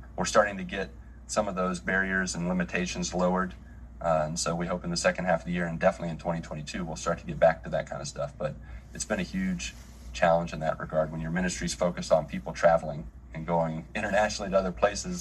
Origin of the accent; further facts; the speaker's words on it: Grafton, West Virginia, United States; moved away as an adult; now in Brazil; I grew up in West Virginia in a little town of Grafton, 7,000 people